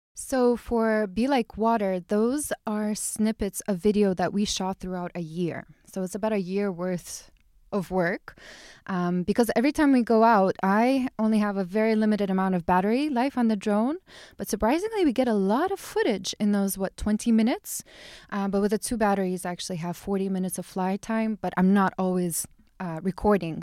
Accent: Chicago, Illinois, United States; moved away as an adult; also born or lived in eastern Siberia, Russia; now in Ibiza, Spain; I grew up in the States. I grew up in Chicago.

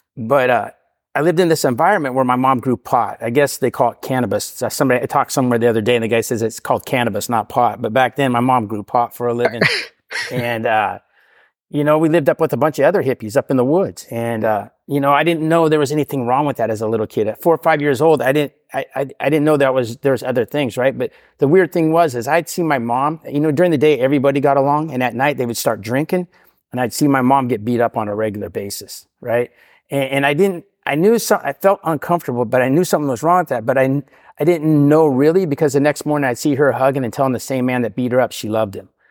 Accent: Portland, Oregon, United States; I grew up in Portland all my life

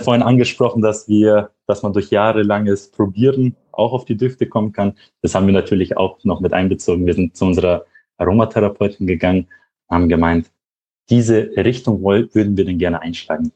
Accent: Regensburg, Bavaria, Germany; moved away as an adult; now in Munich, Germany; Ich komme ursprünglich aus Regensburg. Da bin ich aufgewachsen.

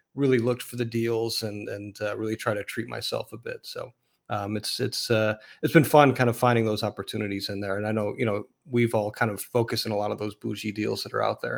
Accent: Chicago, Illinois, United States; also born or lived in Detroit; I grew up in Chicago

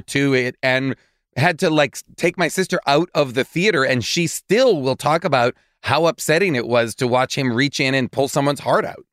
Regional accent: Boston, Massachusetts, United States; in Boston? my hometown

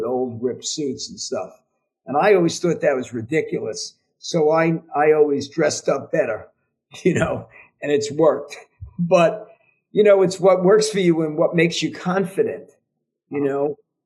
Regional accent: New York, United States; from New York

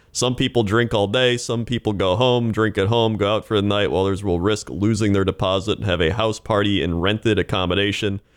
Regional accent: Fond du Lac, Wisconsin, United States; Fond du Lac, Wisconsin, my hometown and home of the Big Mac guy.

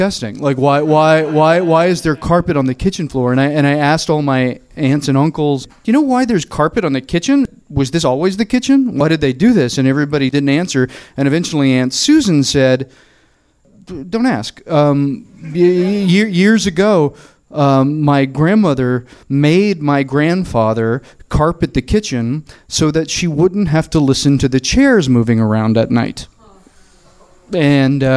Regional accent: Murfreesboro, Tennessee, United States; now in Los Angeles, United States; I am from the South. My family is very Southern, and we're from a small town called Murfreesboro, which is 30 miles south of Nashville

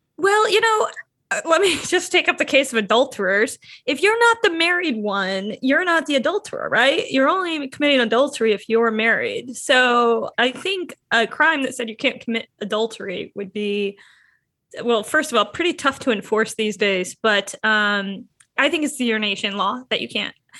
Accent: Michigan, United States; moved away as an adult; now in Chicago, United States; I'm a transplant from Michigan

